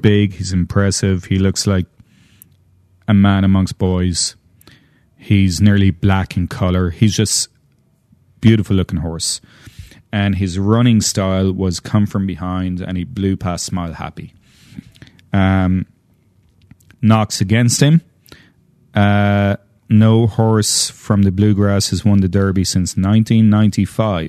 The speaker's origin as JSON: {"language": "English", "country": "Ireland", "said": "I'm Irish, I'm saying tree, not three"}